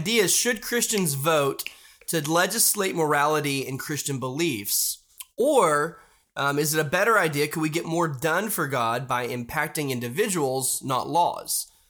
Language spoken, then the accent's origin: English; United States; I love being American, I love being in this country